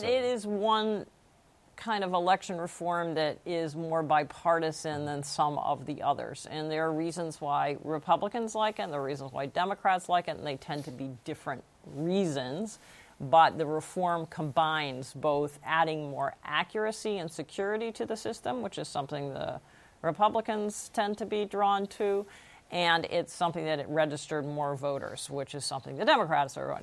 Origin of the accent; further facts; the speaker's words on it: Massachusetts, United States; My home state of Massachusetts